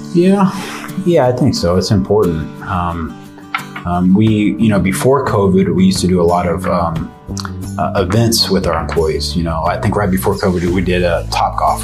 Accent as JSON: {"language": "English", "town": "San Antonio", "region": "Texas", "country": "United States", "tie": "born or raised there", "said": "born and raised"}